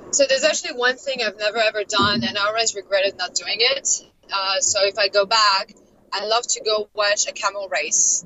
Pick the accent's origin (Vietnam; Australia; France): France; Paris, Île-de-France; moved away as an adult; also born or lived in Doha, Qatar; now in Los Angeles, United States; I, am French. I'm originally from Paris, but I've been living um, in like I think five or six cities uh, and countries in the last like five years.